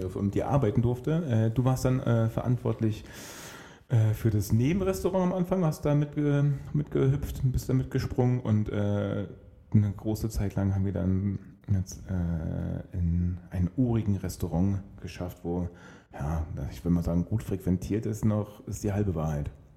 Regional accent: Berlin, Germany; mich als Berliner

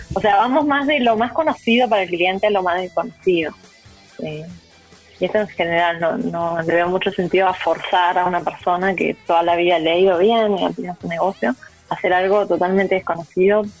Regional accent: Uruguay; now in Chile; yo soy uruguaya

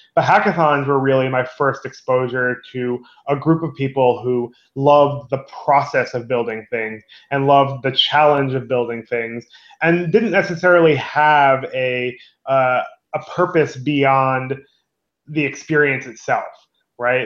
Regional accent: New York, United States; as a New Yorker

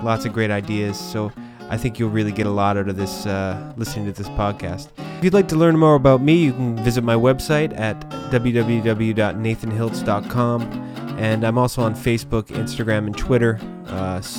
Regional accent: Halifax, Nova Scotia, Canada; also born or lived in Lunenburg, Nova Scotia; now in Toronto, Canada; I'm from Nova Scotia, actually

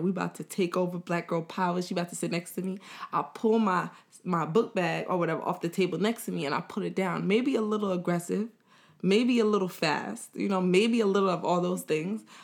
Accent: United States; I was born in America, I kinda grew up, like, right when my parents was growing up and they were immigrants

